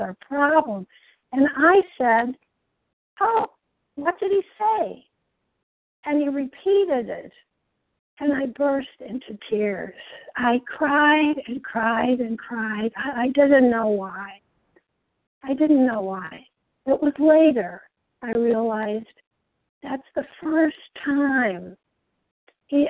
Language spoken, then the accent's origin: English; a town north of Chicago on Lake Michigan, Illinois, United States; I was born in the Midwest in a beautiful town north of Chicago, right on the shores of Lake Michigan, an only child